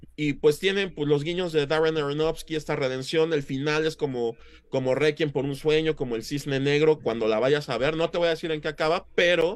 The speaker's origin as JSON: {"language": "Spanish", "country": "Mexico", "said": "como mexicanos"}